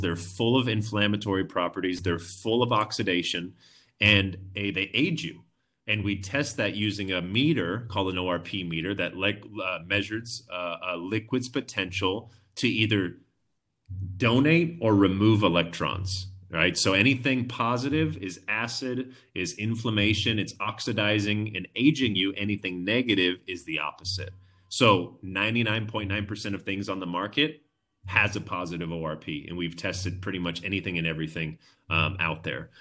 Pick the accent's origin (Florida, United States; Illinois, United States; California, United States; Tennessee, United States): California, United States; Orange County; moved away as an adult; now in Vista, United States; I grew up in Orange County my whole life.